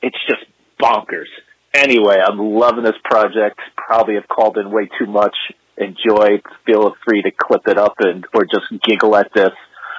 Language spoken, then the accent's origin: English; Brick, New Jersey, United States; I grew up in a part of Bricktown called Herbertsville, right next to Point Pleasant